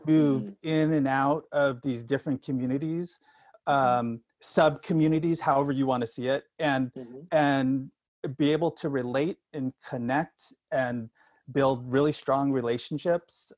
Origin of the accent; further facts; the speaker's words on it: Sacramento, California, United States; moved away as an adult; also born or lived in Bakersfield, California / Northeast US; growing up in Sacramento in California, California boy, NorCal boy until his age 18